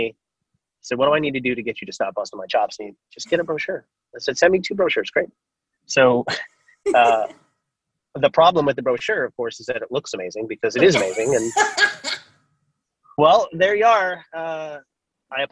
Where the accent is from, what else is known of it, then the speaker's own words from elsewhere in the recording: Long Island, New York, United States; moved away as an adult; also born or lived in Boston; I grew up on Long Island in New York